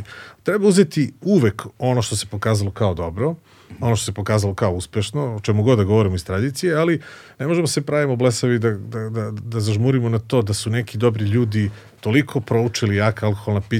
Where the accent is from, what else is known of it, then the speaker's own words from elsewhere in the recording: Kraljevo, Šumadija and Western Serbia, Serbia; moved away as an adult; also born or lived in Belgrade; rođen sam u Kraljevu, tamo sam završio osnovnu školu i gimnaziju